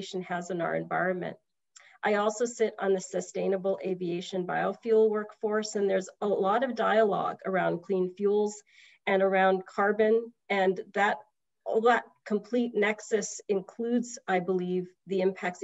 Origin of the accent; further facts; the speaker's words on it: British Columbia, Canada; also born or lived in Washington State, United States; now in Washington, United States; I am a Canadian immigrant. I hail from British Columbia